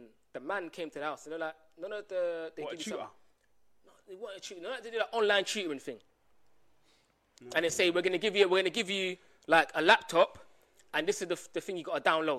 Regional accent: Barbados; I'm not from Jamaica. I'm from Barbados.

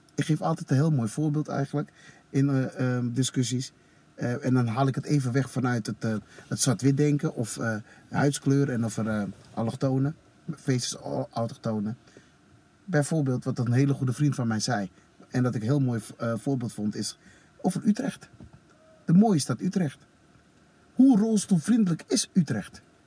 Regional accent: Suriname; now in Netherlands; ik als Surinamer

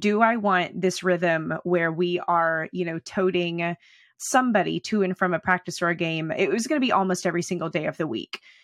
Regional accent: United States; also born or lived in Oklahoma / Texas; I grew up in Oklahoma and Texas

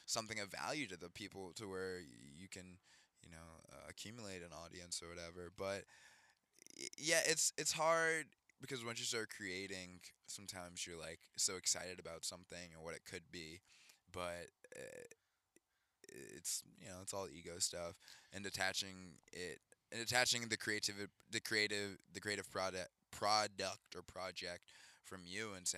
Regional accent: Atlanta, Georgia, United States; Atlanta, Georgia

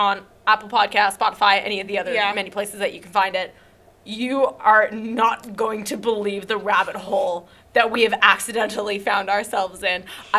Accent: Canada; us being Canadian

